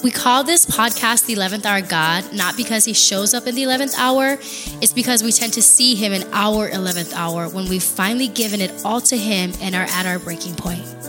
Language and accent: English; Big Island of Hawaii, United States; moved away as an adult; also born or lived in Oregon / Alaska; now in Texas, United States; I am from the Big Island of Hawaii. Uh, I am fourth generation born and raised there